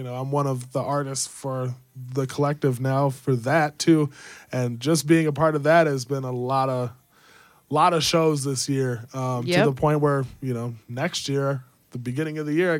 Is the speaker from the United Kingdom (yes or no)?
no; Jamaica; I'm Jamaican.